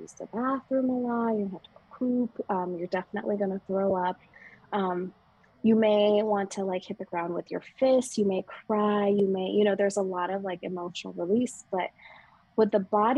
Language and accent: English; Las Vegas, Nevada, United States; moved away as an adult; now in Sedona, United States; back in my hometown in Vegas